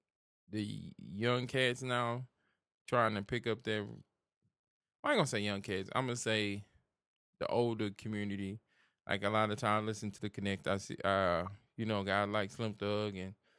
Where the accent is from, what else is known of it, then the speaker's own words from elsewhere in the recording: Houston, Texas, United States; We're from Houston. We know the drink culture.